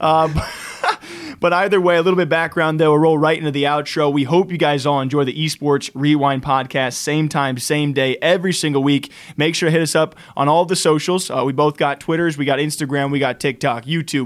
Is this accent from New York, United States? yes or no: no; Iowa, United States; now in Las Vegas, United States; I'm originally from Iowa, and now I'm based in Las Vegas